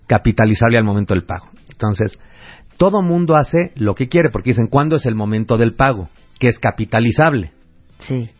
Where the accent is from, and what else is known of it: Mexico